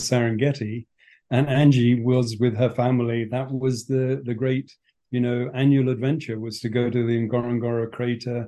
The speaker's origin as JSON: {"language": "English", "area": "Berkshire", "region": "South East England", "country": "United Kingdom", "tie": "born or raised there", "moved": "as an adult", "lives_now": "Kenya", "said": "I was born and brought up in England on a farm in Berkshire."}